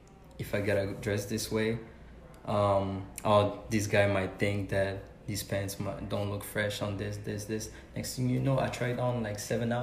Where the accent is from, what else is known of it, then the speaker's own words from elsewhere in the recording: Belgium; I grew up in Belgium